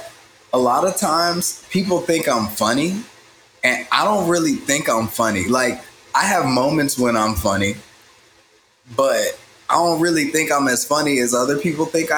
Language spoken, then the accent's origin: English; Tuskegee, Alabama, United States; also born or lived in the Midwest; I'm from Tuskegee. I'm in Tuskegee.